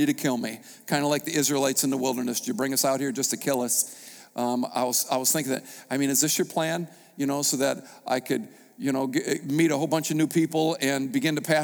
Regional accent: United States; I was a pastor from America

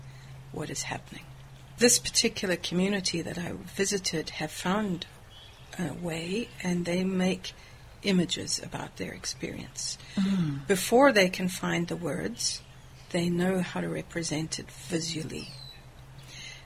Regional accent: South Africa; moved away as an adult; I'm from South Africa

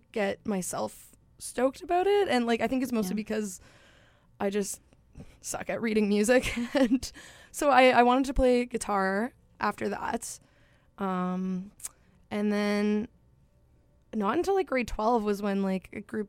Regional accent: Stonewall, Manitoba, Canada; I grew up in Stonewall, so only, like, 30 minutes away

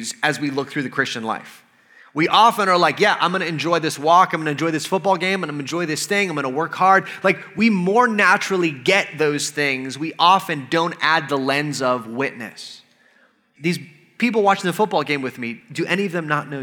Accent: United States; I'm an American

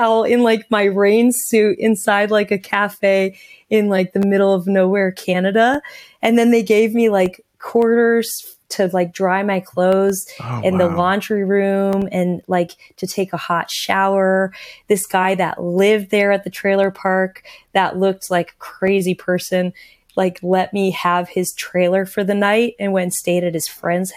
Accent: Anchorage, Alaska, United States; I'd ridden from Anchorage, Alaska, my hometown

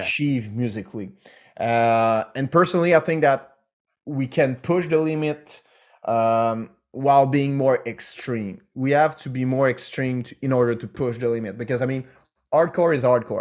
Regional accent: Canada; we're French Canadian

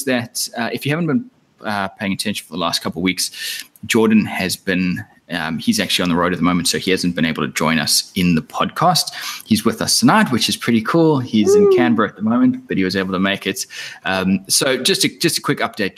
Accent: South Africa; I'm from South Africa

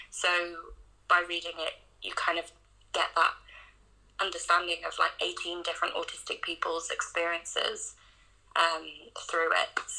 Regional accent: North Wales, United Kingdom; when I was a kid growing up in North Wales

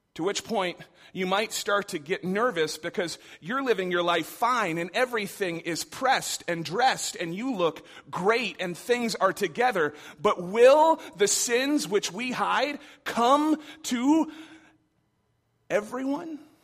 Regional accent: Michigan, United States; I grew up in Michigan.

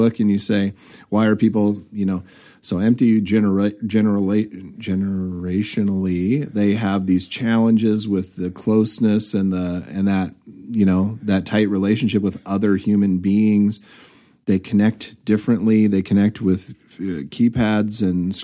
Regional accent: Southern California, United States; growing up in Southern California

